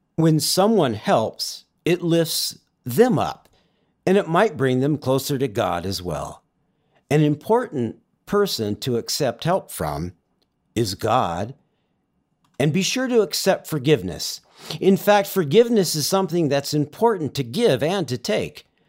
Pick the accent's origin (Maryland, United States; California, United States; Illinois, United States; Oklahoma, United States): California, United States; Southern; moved away; I grew up in Southern California.